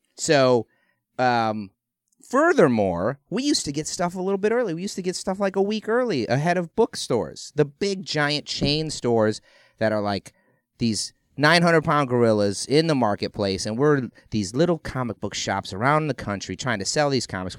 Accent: Ohio, United States; I grew up in Ohio

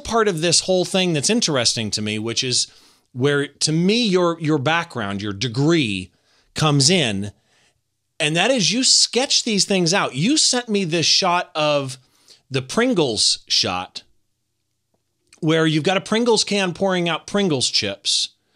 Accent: Riverside, California, United States; in my hometown at the Riverside Art Museum

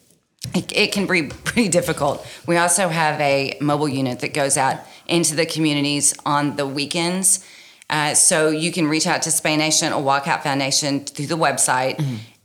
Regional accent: Texas, United States; moved away; I'm from Texas

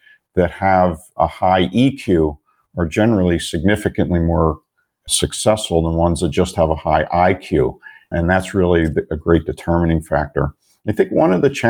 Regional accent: Philadelphia, Pennsylvania, United States; moved away as an adult; now in Phoenix, United States; I was born and raised in the Philadelphia area

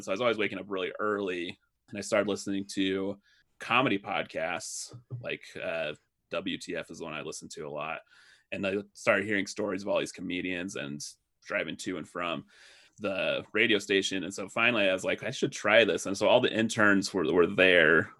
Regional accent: Pleasant Grove, Utah, United States; also born or lived in Lubbock, Texas; I am originally from Pleasant Grove, Utah

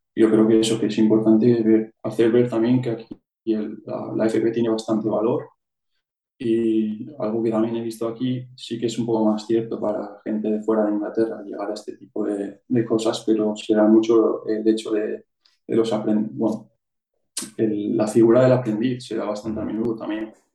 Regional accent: Vitoria, Basque Country, Spain; moved away as an adult; now in Switzerland; soy de, de Vitoria oficialmente en el siempre he vivido en un, pueblo pequeño

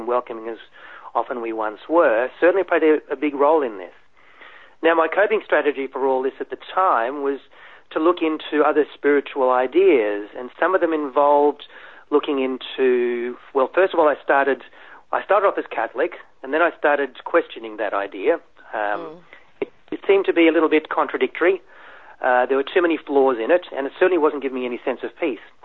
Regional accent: Australia; also born or lived in Germany; I'm an immigrant, so I came from Germany and then grew up in schools in a country part of Australia

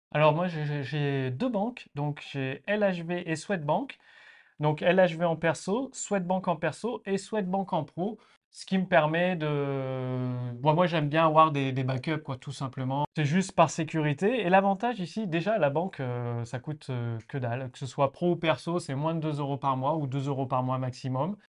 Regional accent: Clermont-Ferrand, Auvergne-Rhône-Alpes, France; also born or lived in Nantes; now in Estonia; j'ai vécu à Nantes, je suis né à Clermont-Ferrand en Auvergne

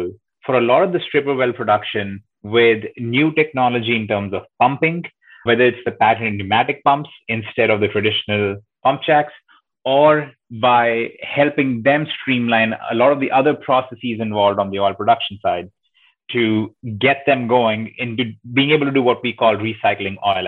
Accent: India; accent: slight accent; moved away as an adult; now in United States; growing up in India

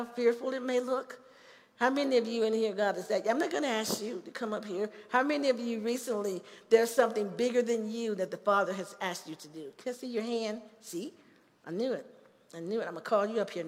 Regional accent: Chicago, Illinois, United States; moved away as an adult; also born or lived in Gary, Indiana; now in Colorado Springs, United States; This is where I grew up in Chicago. I grew up in a housing project called Cabrini Green.

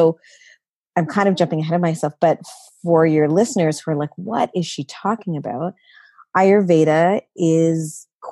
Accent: Canada; I'm the child of parents from India, you know, born and raised in Canada

